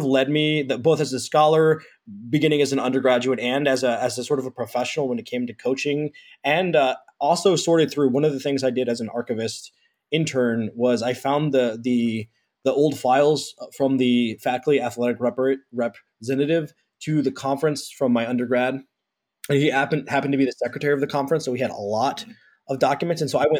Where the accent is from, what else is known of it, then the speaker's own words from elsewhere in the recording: Kansas City, United States; also born or lived in Purdue (Indiana); I'm from Kansas City